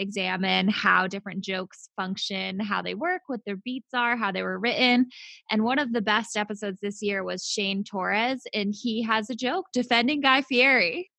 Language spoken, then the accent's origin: English; Worcester, Massachusetts, United States; accent: Worcester; when I hang out with people from Worcester, my accent sure. is more pronounced